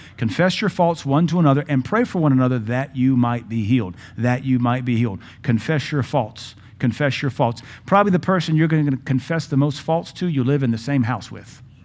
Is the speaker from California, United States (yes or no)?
no; Louisiana, United States; We're from Louisiana